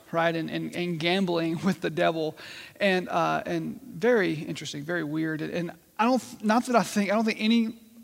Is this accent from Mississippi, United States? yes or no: yes; Mississippi, United States; growing up in Mississippi